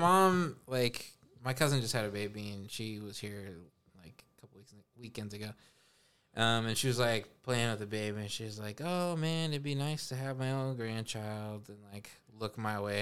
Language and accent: English; Los Angeles, California, United States; also born or lived in Spokane, Washington; my mom and I moved here